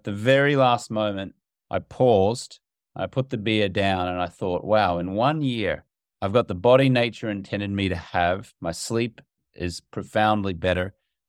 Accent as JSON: {"language": "English", "country": "Australia", "tie": "born or raised there", "said": "growing up in Australia, which is my native country"}